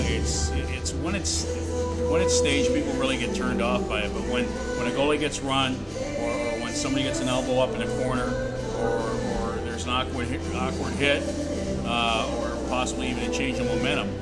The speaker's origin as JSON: {"language": "English", "town": "Muskegon", "region": "Michigan", "country": "United States", "tie": "born or raised there", "moved": "yes", "said": "I grew up in Muskegon, so I was a Mohawks fan."}